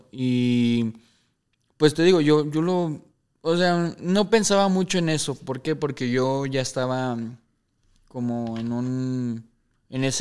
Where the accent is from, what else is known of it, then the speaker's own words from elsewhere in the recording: Mexico; somos mexicanos